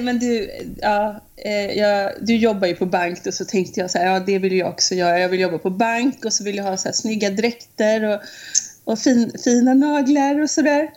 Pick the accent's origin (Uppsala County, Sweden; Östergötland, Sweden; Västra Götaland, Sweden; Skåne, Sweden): Västra Götaland, Sweden; Munkedal; moved away as an adult; now in United States; från Munkedal från början